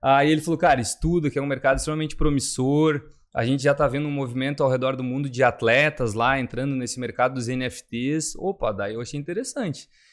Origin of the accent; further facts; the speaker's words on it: Rio Grande do Sul, Brazil; moved away as an adult; now in Balneário Camboriú, Brazil; eu sou natural do Rio Grande do Sul